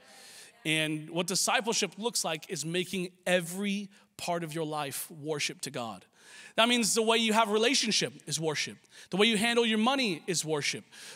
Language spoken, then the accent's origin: English; Washington, United States; now in Los Angeles, United States; I grew up in Washington State